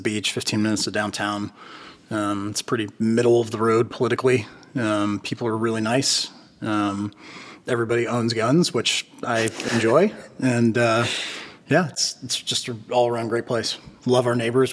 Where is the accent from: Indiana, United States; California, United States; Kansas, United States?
California, United States; Berkeley; moved away as an adult; also born or lived in Los Angeles, California; now in Wilmington, United States; I grew up in Berkeley, California.